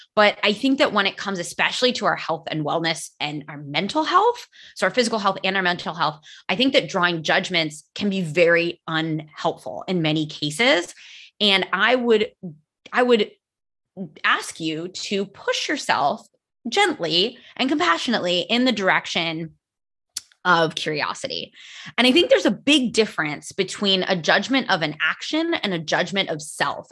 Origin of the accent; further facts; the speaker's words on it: United States; first language English; now in Spain; I live in Spain. I am American